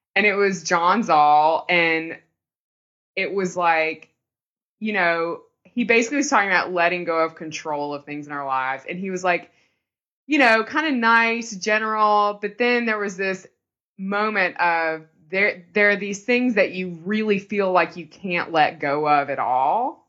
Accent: the South, United States; We're from the South

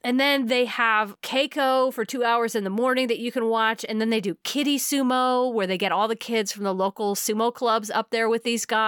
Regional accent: United States; as an American

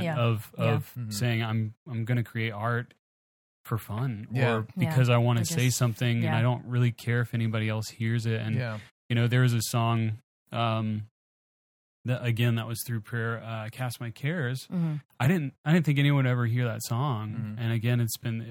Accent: Baton Rouge, Louisiana, United States; I'm from Baton Rouge

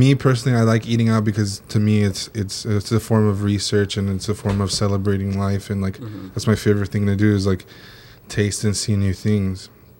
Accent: Orange County, California, United States; I grew up in Orange County.

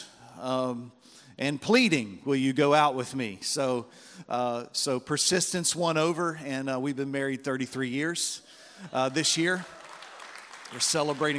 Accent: Baltimore, Maryland, United States; I'm from Baltimore, Maryland

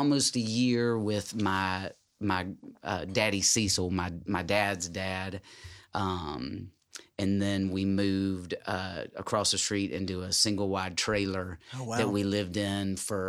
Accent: Jackson, Tennessee, United States; I was born in Jackson, Tennessee, in West Tennessee.

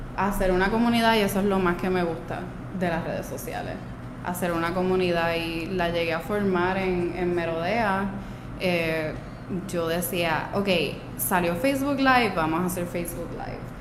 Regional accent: Aguadilla, Puerto Rico; also born or lived in Peru; yo soy de Aguadilla, yo crecí en Aguadilla, eh, yo nací en Perú

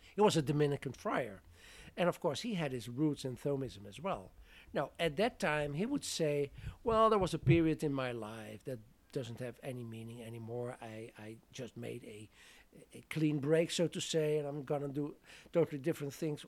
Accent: southern Netherlands, Netherlands; moved away as an adult; I'm from the Netherlands originally, so that meant I studied theology there

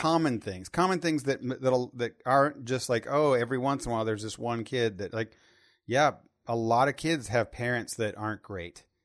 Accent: Terre Haute, Indiana, United States; I'm from Terre Haute, Indiana

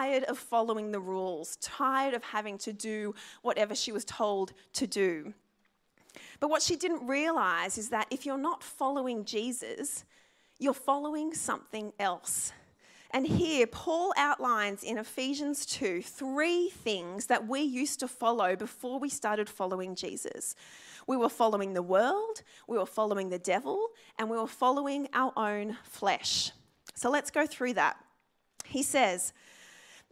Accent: Sydney, New South Wales, Australia; I actually grew up in the Sutherland Shire.

